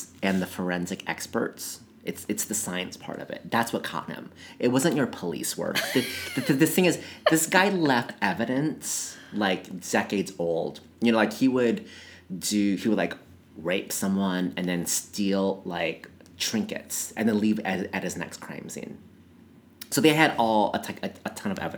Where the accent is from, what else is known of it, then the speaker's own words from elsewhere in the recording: Midwest, United States; I grew up like in the Midwest